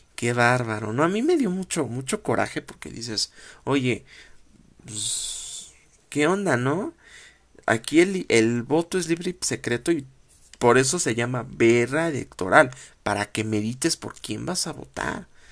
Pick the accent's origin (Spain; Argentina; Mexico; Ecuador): Mexico; como mexicano